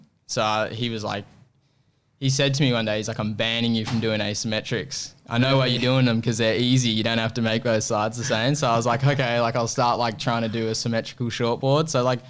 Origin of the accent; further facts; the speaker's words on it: Apollo Bay, Victoria, Australia; And I grew up surfing in Apollo Bay, which is it's a whole different sort of environment.